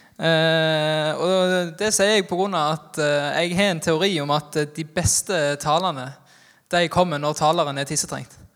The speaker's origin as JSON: {"language": "Norwegian", "country": "Norway", "said": "Jeg er fra Haua, men sier frukto"}